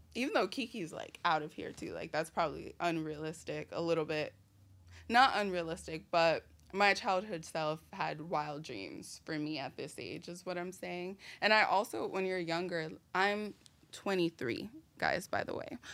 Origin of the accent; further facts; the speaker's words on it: New York City, New York, United States; also born or lived in Brooklyn, New York; I was raised in the Bronx, New York, in an area called Marble Hill, and I was also partially raised in Brooklyn, in an area called Mill Basin